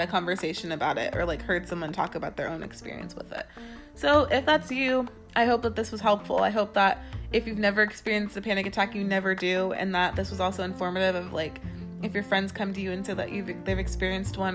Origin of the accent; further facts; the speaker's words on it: California, United States; I am from California.